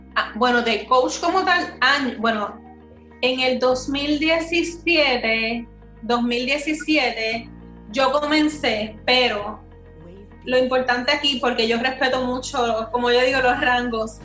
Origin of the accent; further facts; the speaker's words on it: Puerto Rico; soy la única puertorriqueña